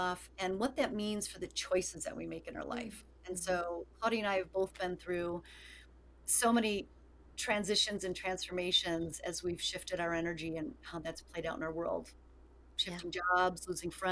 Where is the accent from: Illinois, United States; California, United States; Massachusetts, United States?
Illinois, United States; Chicago; I'm from Chicago as well